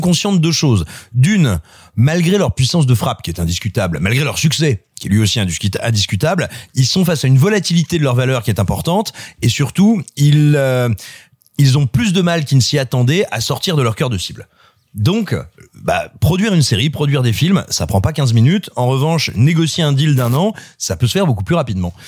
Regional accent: France; also born or lived in Cosne-sur-Loire / Clermont-Ferrand; quand j'étais ado à Cône-sur-Loire ou à Clermont-Ferrand

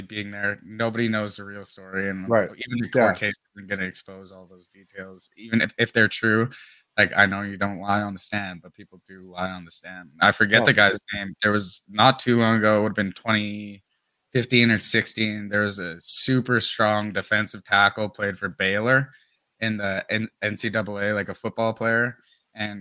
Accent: Edson, Alberta, Canada; my hometown Edson

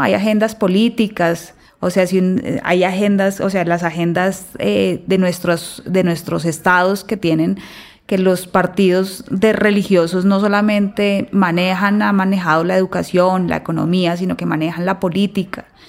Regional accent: Colombia; como colombiana

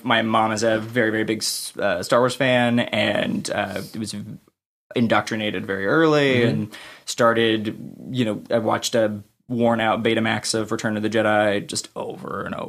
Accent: Menifee, California, United States; I am from Southern California, mm-hmm. a very, very small town called Menifee

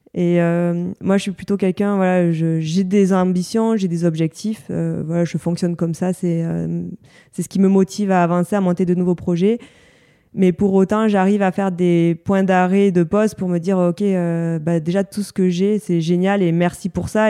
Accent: Bagnères-de-Luchon, Occitania, France; C'est la station de ski qui est au-dessus de ma ville natale, à, à Bagnères de Luchon

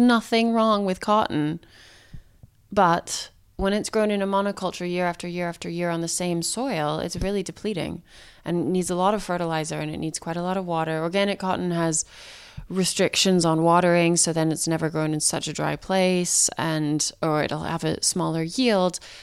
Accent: Santa Fe, New Mexico, United States; I grew up in Santa Fe, New Mexico

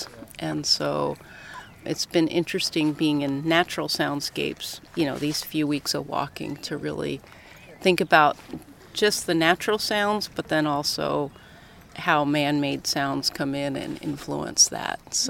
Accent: Colorado, United States

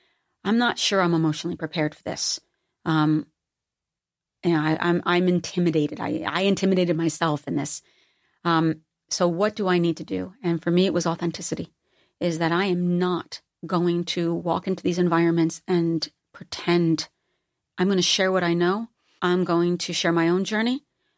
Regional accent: East Coast, United States; Because I'm from the East Coast and a blue collar environment, there is no way the people in my life would ever allow me to buy my own hype.

